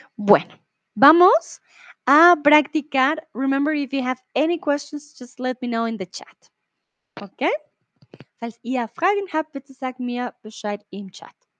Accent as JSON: {"language": "Spanish", "country": "Colombia", "moved": "yes", "lives_now": "Mexico", "said": "Soy de Colombia, pero ahora vivo en México."}